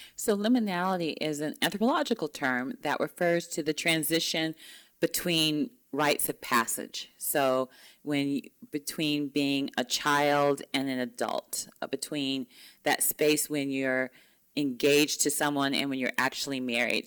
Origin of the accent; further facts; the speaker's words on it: Mississippi, United States; moved away; Growing up in Mississippi, I'm you know, it's surrounded by Confederate flags